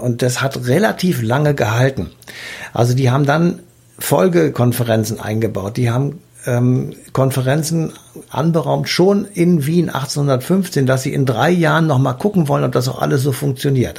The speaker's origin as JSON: {"language": "German", "country": "Germany", "said": "Bei uns in Deutschland"}